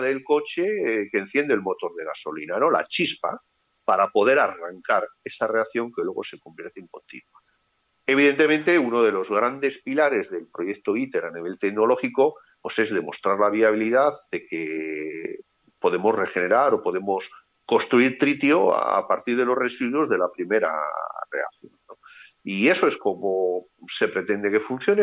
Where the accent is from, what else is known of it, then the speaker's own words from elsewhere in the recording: Spain; Como ciudadano español